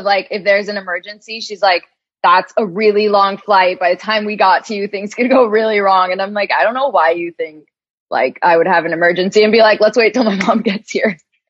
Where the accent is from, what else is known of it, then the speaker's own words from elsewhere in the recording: New York City, New York, United States; moved away as an adult; now in Los Angeles, United States; I was working part-time in New York and living with my parents because I grew up in Queens.